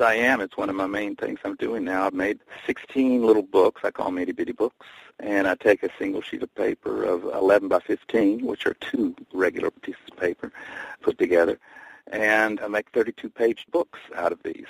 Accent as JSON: {"language": "English", "town": "Bristol", "region": "Tennessee", "country": "United States", "tie": "born or raised there", "moved": "yes", "lives_now": "New York City, United States", "said": "My hometown is Bristol, Tennessee, and I consider that still my home"}